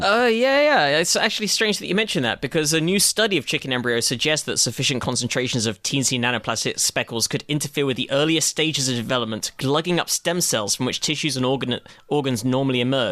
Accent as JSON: {"language": "English", "country": "United Kingdom", "said": "as a Brit"}